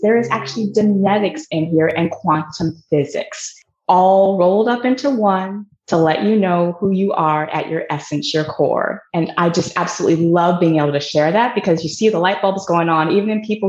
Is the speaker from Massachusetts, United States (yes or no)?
no; Seattle, Washington, United States; Seattle, Washington.